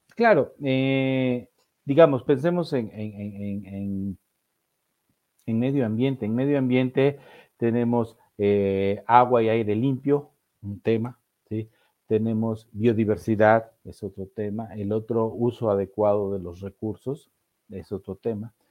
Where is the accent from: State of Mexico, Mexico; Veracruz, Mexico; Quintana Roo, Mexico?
Veracruz, Mexico; Orizaba; fui joven en, una tropa scout en Orizaba, Veracruz, allá por los años de 1974-75